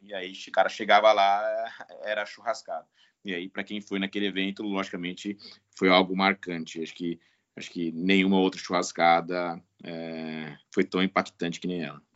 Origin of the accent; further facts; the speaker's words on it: Bebedouro, São Paulo, Brazil; Eu sou natural de Bebedouro, ali da região de, de Barretos. Nasci e vivi na roça até meus 25 anos